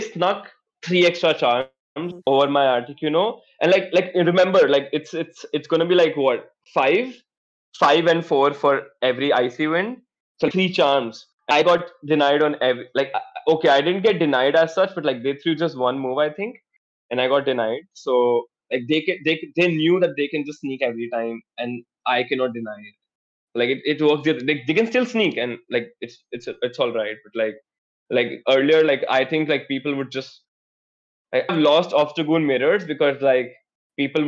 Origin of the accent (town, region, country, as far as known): India